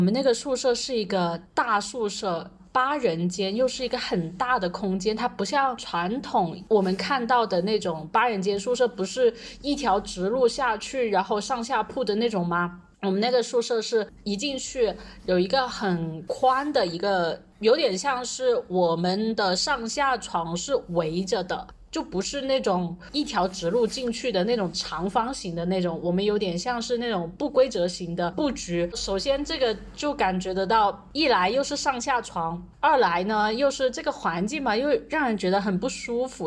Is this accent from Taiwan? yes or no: no; Foshan, Guangdong, China; moved away as an adult; also born or lived in Chaozhou / Tibet; 我是广东人，我家是佛山的，但是我去了潮州念书